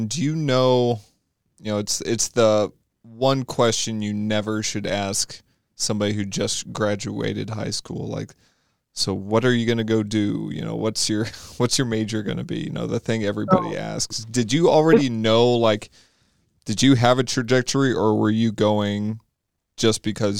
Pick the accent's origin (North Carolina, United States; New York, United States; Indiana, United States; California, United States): Indiana, United States; Greencastle; I was raised in Greencastle.